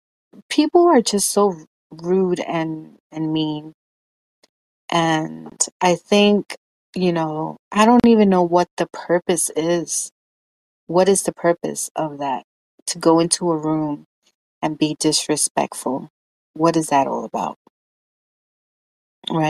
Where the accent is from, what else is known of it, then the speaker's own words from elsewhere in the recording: New York City, New York, United States; I grew up in Washington Heights